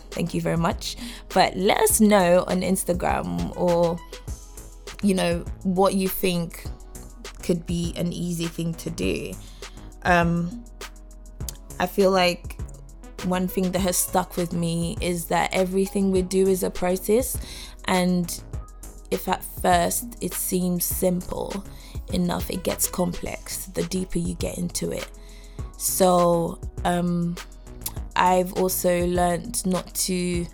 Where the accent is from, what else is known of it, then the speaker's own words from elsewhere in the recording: Nigeria; I'm Nigerian.